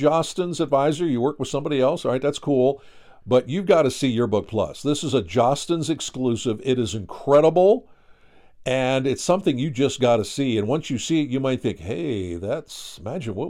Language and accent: English; Pennsylvania, United States; now I'm from Pennsylvania